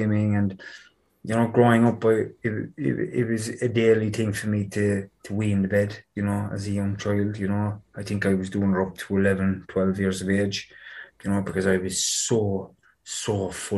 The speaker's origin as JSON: {"language": "English", "town": "Cork", "region": "Munster", "country": "Ireland", "tie": "born or raised there", "said": "I grew up in Knocknaheeny, in Cork City."}